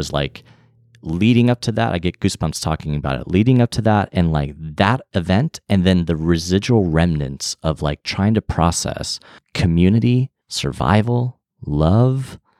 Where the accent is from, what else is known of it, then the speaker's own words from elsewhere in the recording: Orlando, Florida, United States; And I was from Orlando, so it was as if he was like a reminder of home.